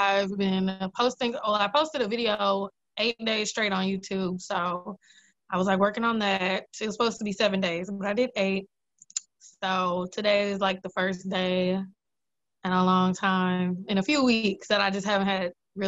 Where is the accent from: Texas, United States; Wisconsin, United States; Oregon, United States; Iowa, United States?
Wisconsin, United States; Brown Deer; From Milwaukee, yeah.